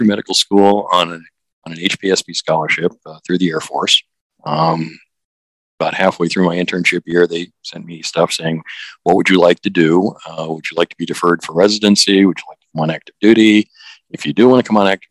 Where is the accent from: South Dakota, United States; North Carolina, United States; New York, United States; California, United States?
California, United States; Los Angeles; moved away; I'm originally from California. I was born and raised out there. I'm one of the few natives of Los Angeles